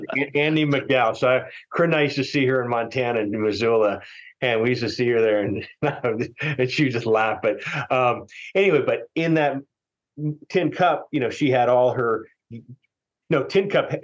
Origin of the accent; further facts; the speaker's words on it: Tokyo, Japan; also born or lived in Philippines; I grew up over in Asia in Tokyo and also the Philippines.